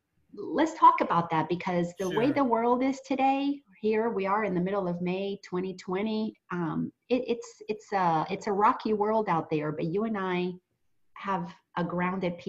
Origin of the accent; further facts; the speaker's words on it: Marietta, Georgia, United States; the Unity Church that I attend in my hometown in the Marietta, Georgia area, Atlanta area